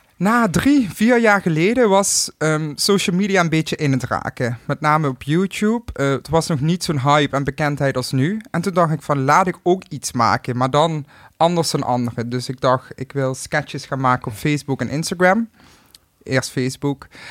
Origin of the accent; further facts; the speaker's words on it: Limburg, Netherlands; accent: Limburg; mijn accent